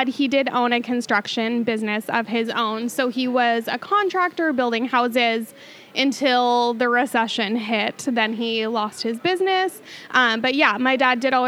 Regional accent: Mukilteo, Washington, United States; now in Camano Island, United States; I am from Mukilteo, Washington, okay. Mukilteo, Everett area. I have lived in Washington like my entire life.

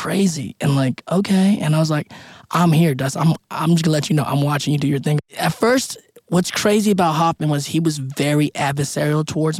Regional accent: Philippines; What do you need? I'm Filipino. We have it all in us.

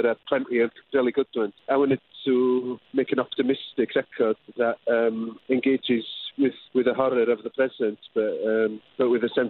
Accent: Wales, United Kingdom; first language Welsh; English is a second language; It's my first language.

